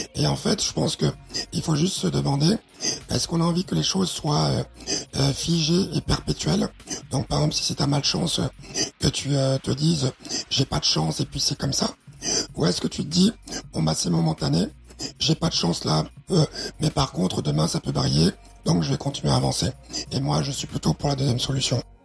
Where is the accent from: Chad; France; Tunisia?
Chad; ma petite gloriole tchadienne